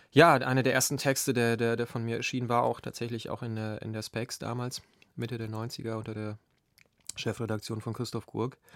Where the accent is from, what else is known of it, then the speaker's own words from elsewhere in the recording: Lower Silesian Voivodeship, Poland; Ja, ähm, ich bin ähm, in Niederschlesien aufgewachsen. Das ist, ähm, ja, die meisten Hörer werden das wahrscheinlich wissen, äh, eben halt ein Grenzgebiet.